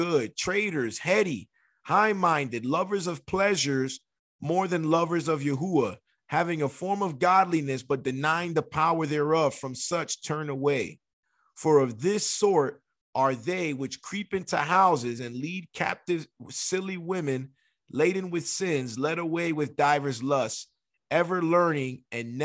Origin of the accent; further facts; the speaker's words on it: New York City, New York, United States; now in San Diego, United States; I'm from the Bronx